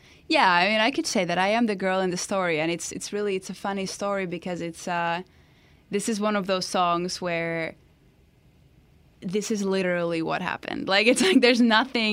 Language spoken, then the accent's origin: English; Finland; English is a second language